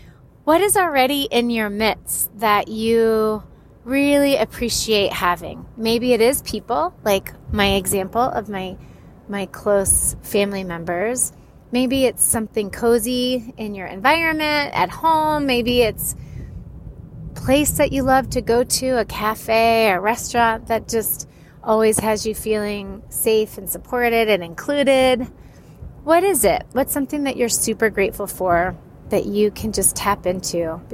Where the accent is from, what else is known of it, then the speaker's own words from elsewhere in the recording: Florida, United States; also born or lived in California, United States; I am from Florida and California.